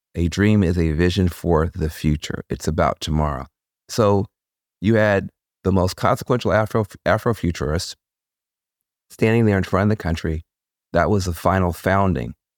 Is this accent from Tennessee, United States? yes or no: yes; Jackson, Tennessee, United States; being from the edge of a small town in the middle of a red state